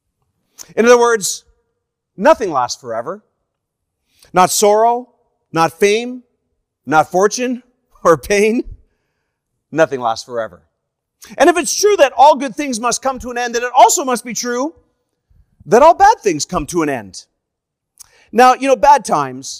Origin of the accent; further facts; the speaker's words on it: Canada; I am a Canadian evangelist